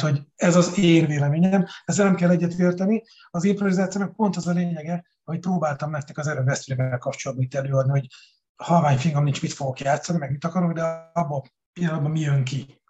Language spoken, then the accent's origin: Hungarian; Békéscsaba, Békés, Hungary; moved away as an adult; also born or lived in Budapest; now in Balatonalmádi, Hungary; Nyilván nagyon szeretem a szülővárosomat, bár nagyon-nagyon keveset látogatunk Békés Csavára